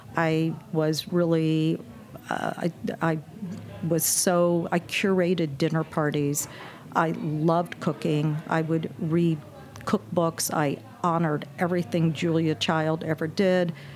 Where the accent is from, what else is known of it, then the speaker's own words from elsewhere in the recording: Indianapolis, Indiana, United States; also born or lived in Brooklyn, New York / Texas; I grew up in Indianapolis and went attended college in Indiana